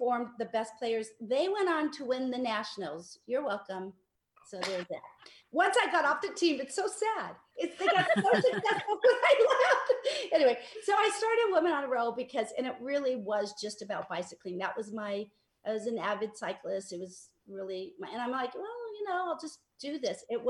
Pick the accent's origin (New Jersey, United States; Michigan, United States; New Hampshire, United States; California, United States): California, United States; Los Angeles; I grew up in Mar Vista.